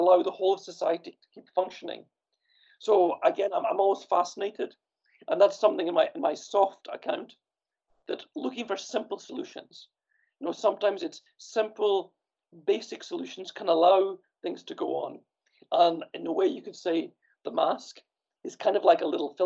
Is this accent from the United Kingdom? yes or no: yes; Scotland, United Kingdom; also born or lived in Copenhagen, Denmark; now in Sweden; I grew up in Scotland, where we have this European-style tenement apartment building